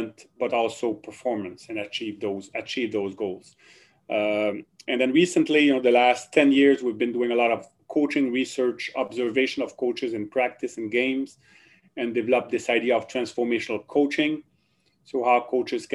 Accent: Drummondville, Quebec, Canada; accent: French; first language French; English is a second language; moved away as an adult; also born or lived in Ottawa; now in Kingston, Canada; I was born in Quebec, the province of Quebec. And so I grew up speaking French, and I did everything in French in Quebec

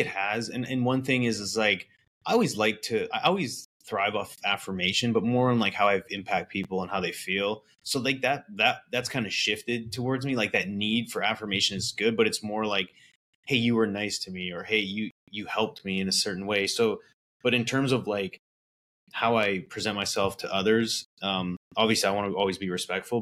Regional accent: Vernon, British Columbia, Canada; also born or lived in Calgary, Alberta; I grew up in Vernon, British Columbia, which is a small town

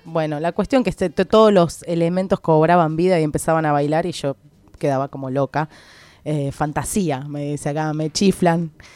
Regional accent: Argentina; como buen argentino

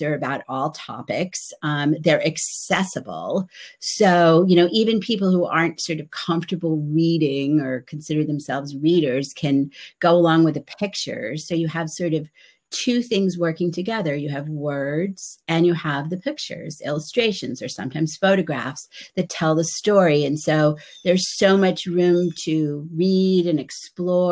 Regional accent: outside of Boston, Massachusetts, United States; I grew up outside of Boston

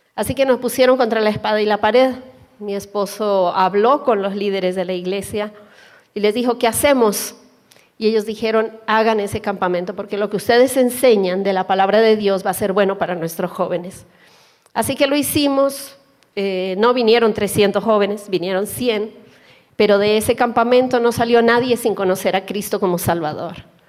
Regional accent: Colombia; moved away as an adult; yo soy colombiana

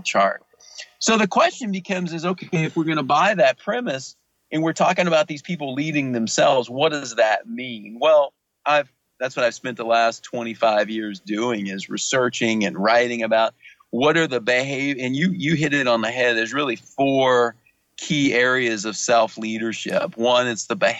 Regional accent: Louisiana, United States; I'm from Louisiana

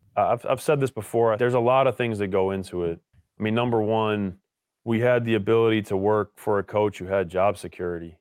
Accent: Richmond, Virginia, United States; moved away as an adult; also born or lived in Williamstown, Massachusetts; growing up in Richmond, Virginia, going to the same school my entire upbringing

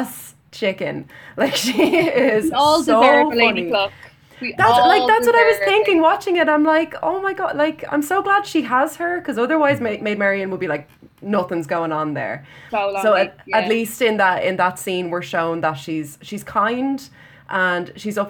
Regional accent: Ireland; we're Irish.

